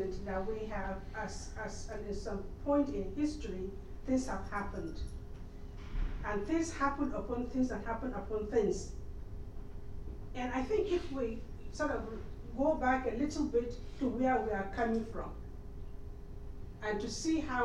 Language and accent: English; Nigeria; I'm from Nigeria